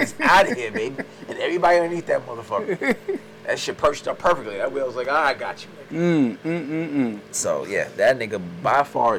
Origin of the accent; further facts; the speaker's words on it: New York, United States; moved away; I'm from the South Bronx